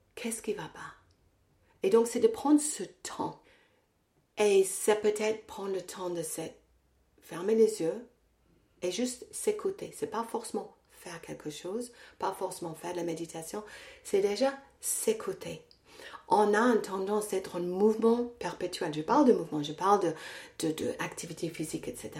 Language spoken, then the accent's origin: French; England, United Kingdom; French is a second language; now in France; je suis anglaise, je vais souvent en Angleterre euh, je vais pas à Londres, je vais dans une petite ville euh, dans le nord